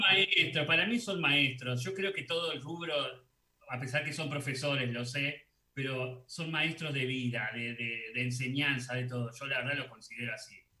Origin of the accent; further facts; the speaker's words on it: Salta, Argentina; como buen salteño